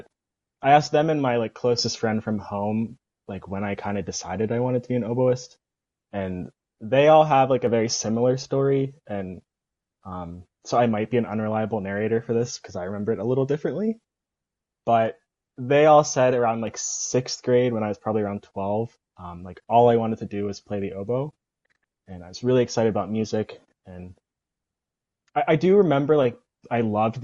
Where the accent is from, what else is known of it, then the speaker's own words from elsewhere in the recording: Bethel Park, Pennsylvania, United States; I'm from Bethel Park, Pennsylvania, which is a suburb outside of Pittsburgh. And the band program there actually starts in fourth grade